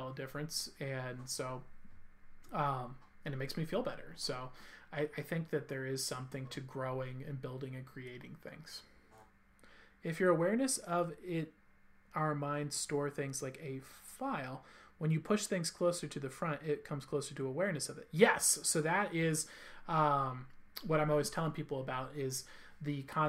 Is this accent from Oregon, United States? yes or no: no; California, United States; I'm from California